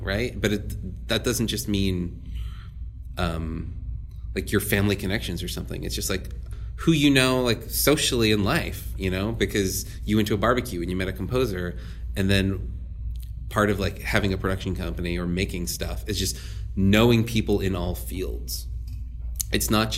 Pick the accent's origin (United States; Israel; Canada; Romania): United States; New Orleans, Louisiana; moved away; Born and raised in New Orleans